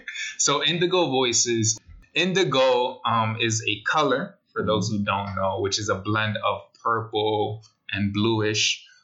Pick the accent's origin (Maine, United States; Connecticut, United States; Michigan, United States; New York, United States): New York, United States; New York City; Even though we're from the Bronx, the Boogie Down.